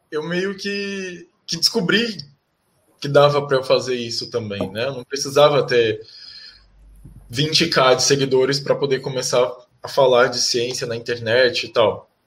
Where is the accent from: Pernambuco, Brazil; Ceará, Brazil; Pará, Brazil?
Ceará, Brazil; Fortaleza; now in São Paulo, Brazil; Então, eu eu sou nordestino, eu nasci em Fortaleza, no Ceará, mas eu moro em São Paulo com a minha família.